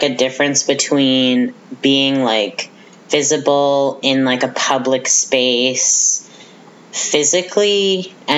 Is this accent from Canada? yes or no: yes; Riverview, New Brunswick, Canada; moved away as an adult; now in Fredericton, Canada; I come from Riverview, which is a small conservative town in the Moncton area, and I was one of like three openly queer and trans people in my high school